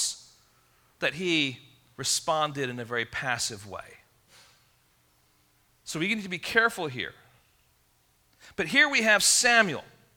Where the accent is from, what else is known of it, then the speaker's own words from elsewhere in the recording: England, United Kingdom; growing up in England